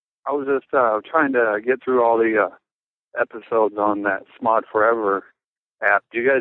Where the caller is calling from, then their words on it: Des Moines, Iowa, United States; from Des Moines.